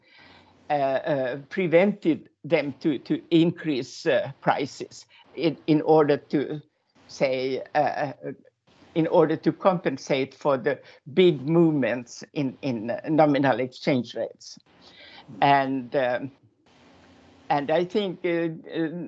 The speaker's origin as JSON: {"language": "English", "country": "Finland", "moved": "as an adult", "lives_now": "Denmark", "said": "I'm actually from Finland, and I moved to Denmark in the beginning of the 80s."}